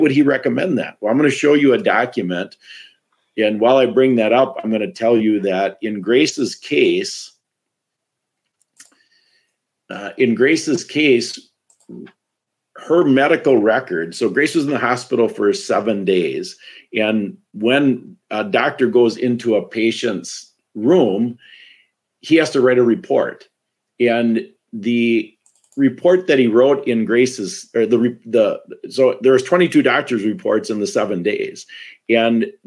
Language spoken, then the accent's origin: English; Wisconsin, United States; I'm from Wisconsin